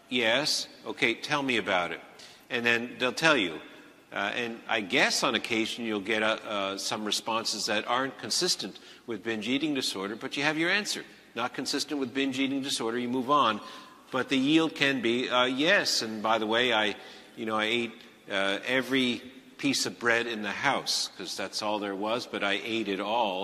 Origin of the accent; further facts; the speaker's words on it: Montreal, Quebec, Canada; I'm from Montreal, not Toronto.